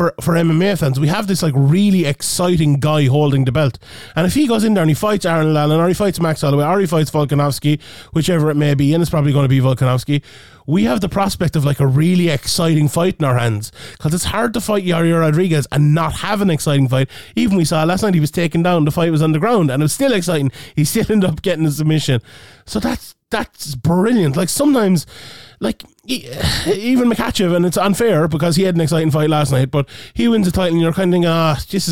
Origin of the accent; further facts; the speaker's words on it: Ireland; we're Irish